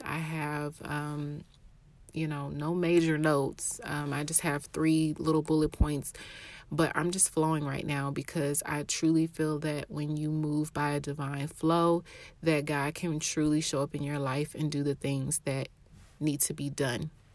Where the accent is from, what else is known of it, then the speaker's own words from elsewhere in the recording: Atlanta, Georgia, United States; I'm from Atlanta, Georgia